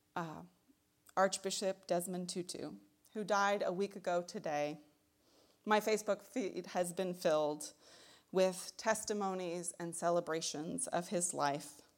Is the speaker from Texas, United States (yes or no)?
yes; Texas, United States; moved away as an adult; also born or lived in Tucson, Arizona; now in Michigan, United States; I'm from Texas